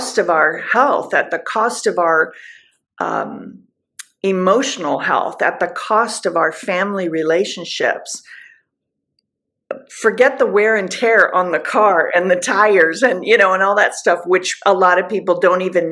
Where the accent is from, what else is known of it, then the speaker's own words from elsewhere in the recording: Southern California, United States; moved away; I'm from Southern California. I would hear it. I would see it my whole entire life